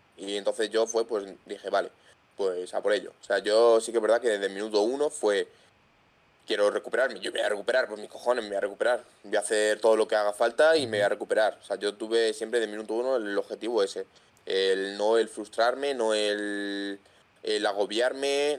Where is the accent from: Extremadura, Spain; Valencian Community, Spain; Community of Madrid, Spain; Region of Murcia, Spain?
Community of Madrid, Spain; Madrid; soy un chaval pues que tiene 22 años, soy de Madrid